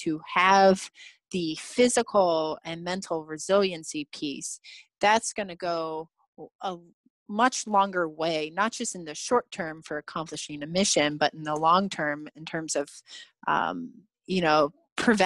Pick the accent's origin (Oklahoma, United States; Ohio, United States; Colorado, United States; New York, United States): Ohio, United States; I grew up in Ohio